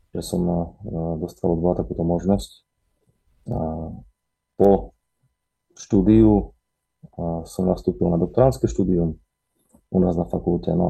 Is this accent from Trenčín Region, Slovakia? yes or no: no; Bardejov, Prešov Region, Slovakia; also born or lived in Košice; pochádzam priamo z Bardiova. Môj otec je zo Stredného Slovenska, mama odtiaľ, z Bardiova. No a viac menej vyrastal som v Bardiove